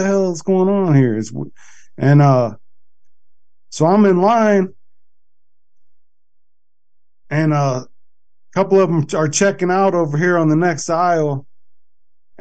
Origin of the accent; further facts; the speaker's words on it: Akron, Ohio, United States; I'm from Akron